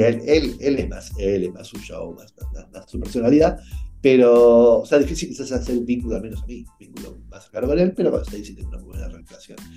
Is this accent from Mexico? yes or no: no; Argentina; yo soy argentino, como vos